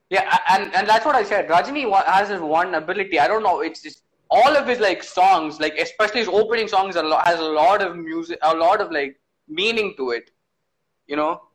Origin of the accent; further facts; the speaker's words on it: Kerala, India; I grew up in Kerala